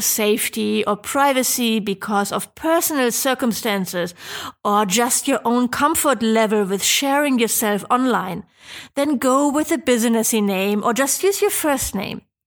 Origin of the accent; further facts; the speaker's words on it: Germany; I'm from Germany